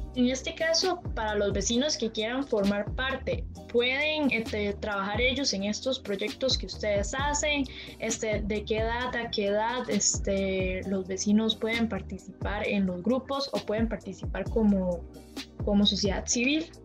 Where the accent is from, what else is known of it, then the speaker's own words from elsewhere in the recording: Palmares, Alajuela, Costa Rica; yo soy de Palmares